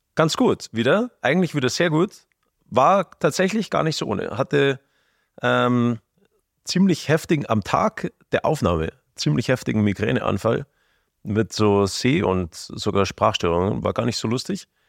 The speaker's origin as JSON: {"language": "German", "region": "Bavaria", "country": "Germany", "said": "wir kommen ja aus Bayern, gell, und da unten im Süden"}